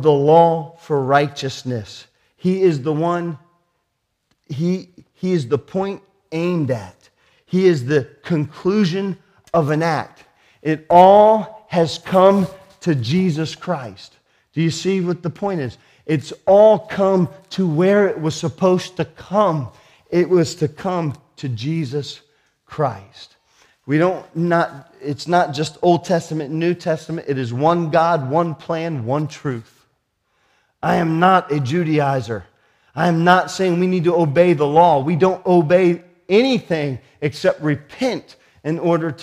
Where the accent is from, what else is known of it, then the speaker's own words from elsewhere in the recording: United States; I'm American